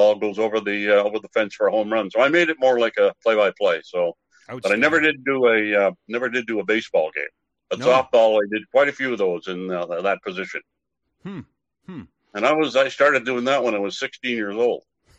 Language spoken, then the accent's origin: English; Campbellton, New Brunswick, Canada; moved away; In my hometown in New Brunswick.